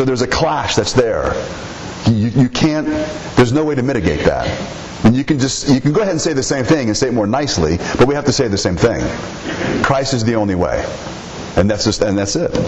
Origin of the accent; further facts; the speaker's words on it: United States; we are Americans